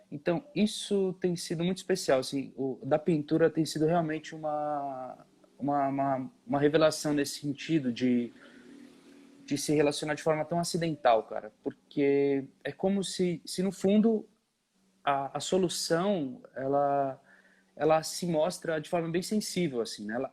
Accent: São Paulo, Brazil; sou de São Paulo, nasci em São Paulo, é, criado, nasci e criado em São Paulo, na Zona Leste.

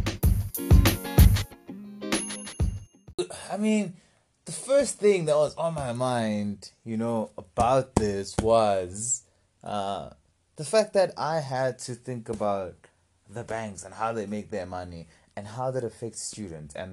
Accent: South Africa; as young South African men

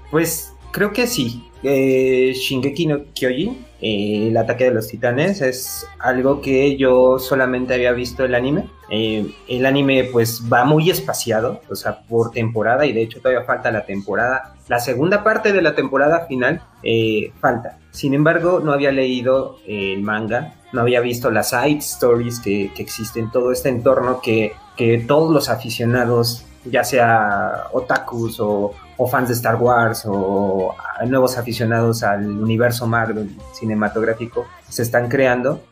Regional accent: Mexico; como buen mexicano nos gusta el box

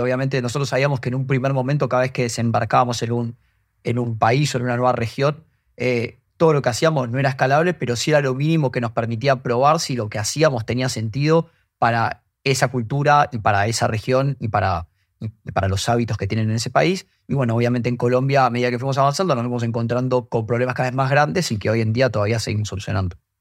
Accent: Argentina; por mi acento se darán cuenta, soy argentino

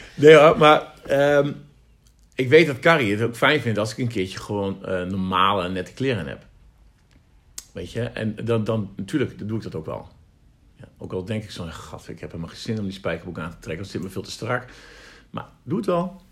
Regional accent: the East, eastern Netherlands, Netherlands; wij komen uit Oosten

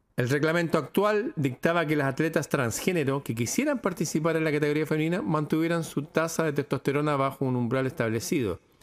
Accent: Chile; cosas que pasan en mi país

